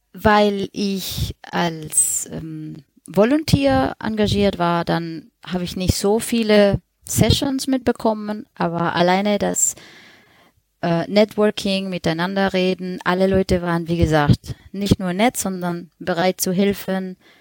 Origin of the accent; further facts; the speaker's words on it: Colombia; German is a second language; moved away as an adult; now in Germany; Ich wohne seit zehn Jahren in Deutschland, bin aber ursprünglich Kolumbianerin.